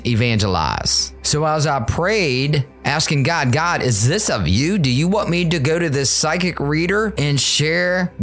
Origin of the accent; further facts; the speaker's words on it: Richmond, Virginia, United States; my hometown, Richmond, Virginia